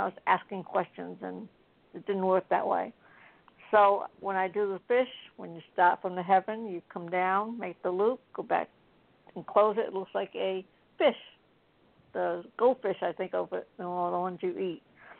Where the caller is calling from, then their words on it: Florida, United States; from Citrus County.